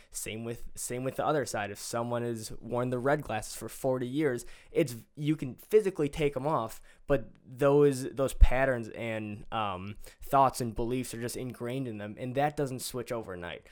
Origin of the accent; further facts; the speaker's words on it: Greendale, United States; I'm from Greendale High School